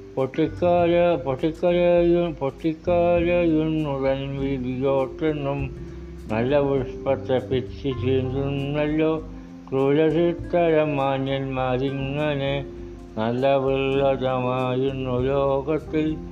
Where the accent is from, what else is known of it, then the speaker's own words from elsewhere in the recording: Kanakkary, Kerala, India; എൻ്റെ നാട് കോട്ടയം ജില്ല കാണക്കാരി